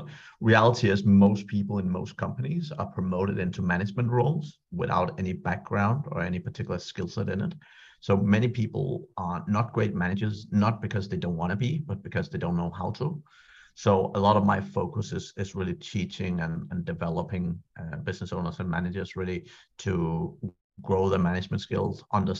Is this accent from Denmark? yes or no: yes; Denmark; moved away as an adult; also born or lived in Ireland; I'm from Denmark originally. I was born in Denmark and I lived there for the first 18 years